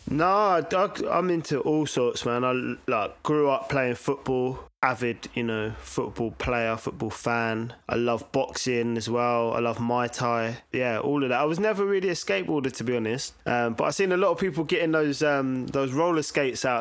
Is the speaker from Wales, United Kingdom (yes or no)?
no; Brighton, South East England, United Kingdom; also born or lived in Lewisham, London / Reading; I grew up, yeah, I spent most of my time in Brighton